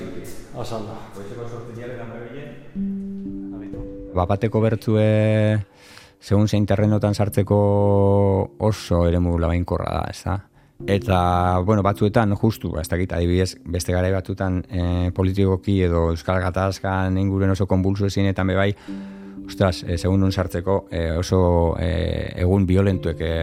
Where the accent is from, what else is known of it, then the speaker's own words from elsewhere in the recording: Durango, Basque Country, Spain; hemen ondoko beste bloke baten bizi ginen